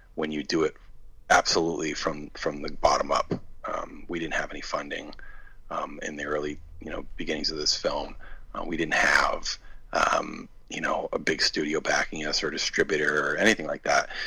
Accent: Maine, United States; I grew up in Maine, which is about two and a half hours north of of uh, Boston

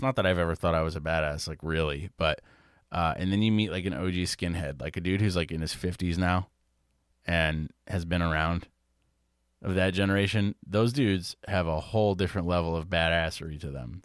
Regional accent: New England, Connecticut, United States; growing up in New England, Connecticut

